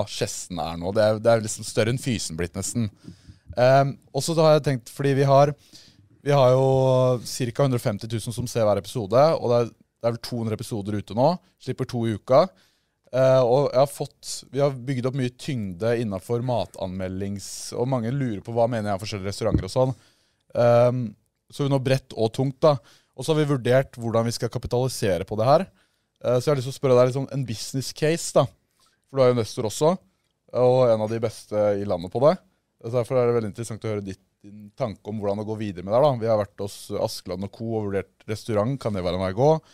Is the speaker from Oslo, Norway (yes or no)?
no; Porsgrunn, Telemark, Norway; vi er fra Porsgrunn